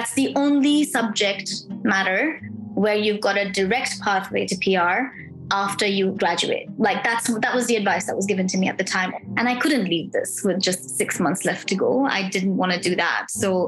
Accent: Pakistan; also born or lived in Middle East; now in Melbourne, Australia; I migrated to Australia as an international student from Pakistan. I'm originally from Pakistan. I never really lived there. I grew up in the Middle East.

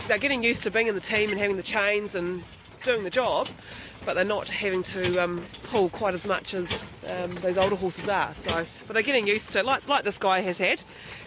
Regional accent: Fairlie, Canterbury, New Zealand; I grew up in Fairlie in South Canterbury, which is literally just over the other side of these mountains

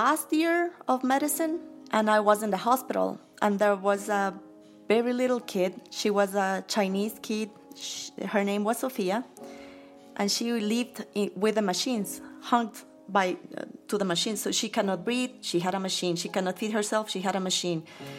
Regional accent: Quito, Pichincha, Ecuador; I grew up in Quito. My father is from El Carchi, which is a northern province.

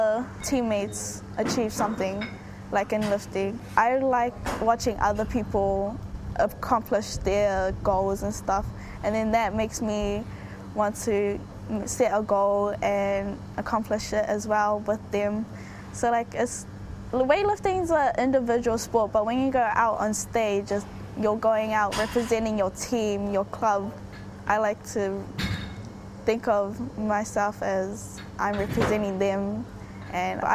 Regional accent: Auckland, New Zealand; I was born and raised in New Zealand

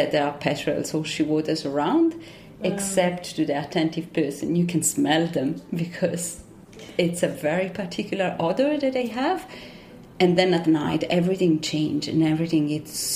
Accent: Rome, Lazio, Italy; English is a second language; moved away as an adult; also born or lived in south of France; now in Auckland, New Zealand; I grew up in Rome in an apartment

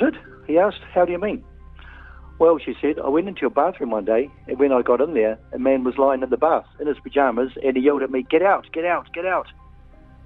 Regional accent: Wellington, New Zealand; now in Auckland, New Zealand; Our family grew up in Wellington, but we had a batch on the Kapiti Coast in Raumati

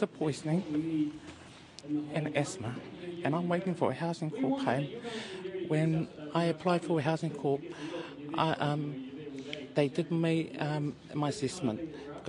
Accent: Auckland, New Zealand; now in Wellington, New Zealand; I'm from South Auckland, Māngere

